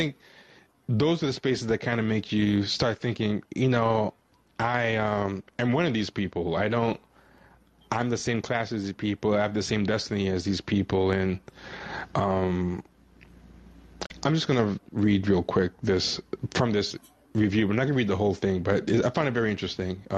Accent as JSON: {"language": "English", "town": "Elmont", "region": "New York", "country": "United States", "tie": "born or raised there", "said": "I grew up in Long Island, too, in high school. I was in Nassau County. I was in Elmont"}